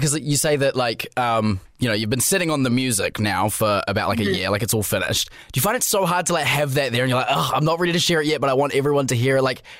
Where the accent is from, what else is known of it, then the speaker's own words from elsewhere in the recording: New Zealand; as like a New Zealander who hasn't really like been and like stayed in like